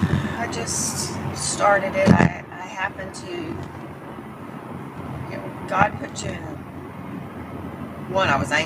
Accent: Dallas, Texas, United States

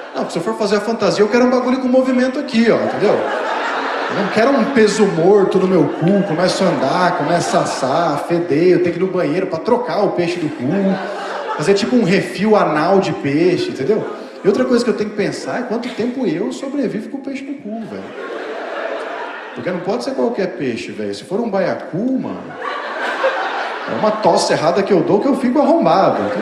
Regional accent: Osasco, São Paulo, Brazil; eu sou de Osasco

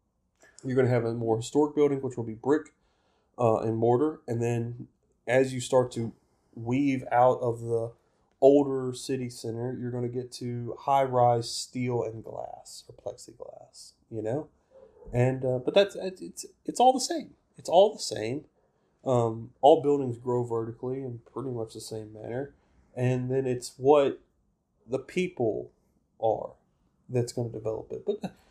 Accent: the South, United States; I'm a Southerner

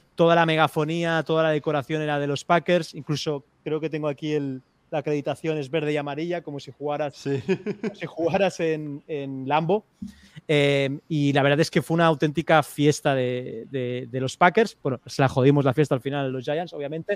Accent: Spain; soy de España

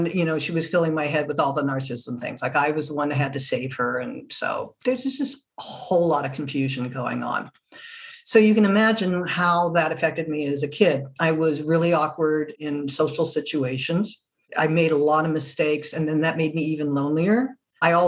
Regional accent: Germany; moved away; also born or lived in France; I'm originally not from this country, originally from Germany, born and raised. Well, actually, I was born in France

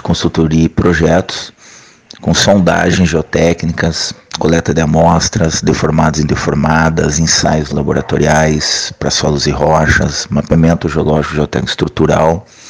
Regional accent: Santa Catarina, Brazil; moved away; also born or lived in Curitiba, Paraná / northern Brazil; eu sou catarinense

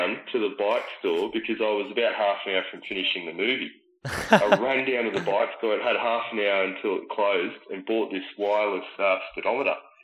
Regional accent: Echuca, Victoria, Australia; moved away; I ended up moving back to my hometown in Echuca for a few months

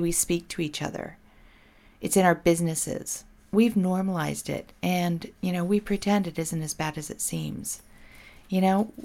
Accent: Portland, Oregon, United States; here in my home state, Portland, Oregon

